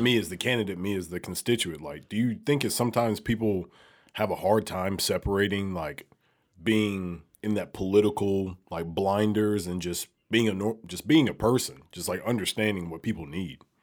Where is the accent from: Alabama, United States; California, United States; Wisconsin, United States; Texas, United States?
Alabama, United States; moved away as an adult; now in Memphis, United States; I'm from Alabama